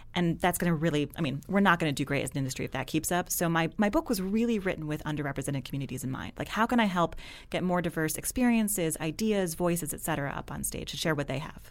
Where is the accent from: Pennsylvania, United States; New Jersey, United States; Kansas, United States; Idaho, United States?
New Jersey, United States; moved away as an adult; also born or lived in Washington, D.C. / New England; now in Brooklyn, United States; I'm from New Jersey